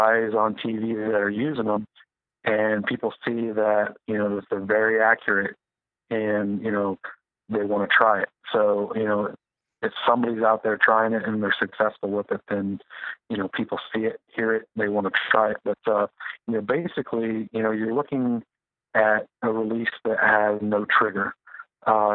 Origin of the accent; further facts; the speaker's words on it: Midwest, United States; I grew up in the Midwest